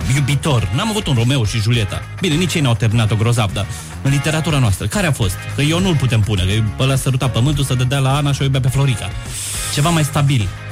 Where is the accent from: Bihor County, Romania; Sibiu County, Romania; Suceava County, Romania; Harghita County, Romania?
Suceava County, Romania; Suceava; also born or lived in Cluj-Napoca / Vaslui; now in Bucharest, Romania; Sunt din Suceava, am trăit ah. în Cluj, am făcut liceu teologic, după care m-am mutat la capitală